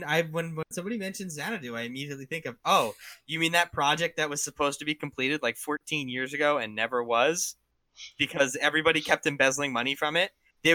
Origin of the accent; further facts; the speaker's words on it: New Jersey, United States; because I'm from New Jersey